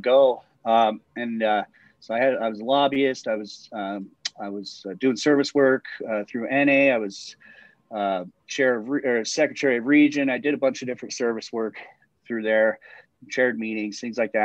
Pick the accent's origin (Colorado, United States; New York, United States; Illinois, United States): Colorado, United States; Littleton; I'm from Littleton. I grew up in Littleton